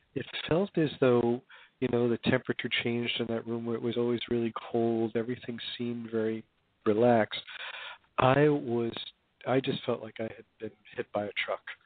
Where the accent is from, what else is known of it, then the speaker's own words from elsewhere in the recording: Hoboken, New Jersey, United States; I grew up in Hoboken, New Jersey